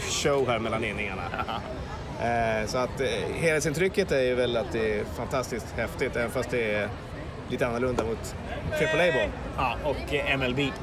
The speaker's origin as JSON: {"language": "Swedish", "country": "Sweden", "said": "vi var från Sverige"}